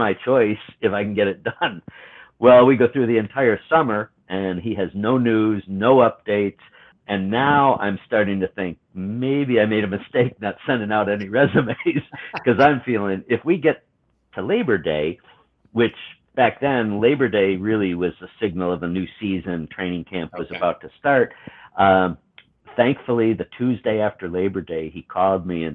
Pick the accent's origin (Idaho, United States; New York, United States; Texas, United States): New York, United States; Buffalo; moved away; also born or lived in Nashville; growing up in Buffalo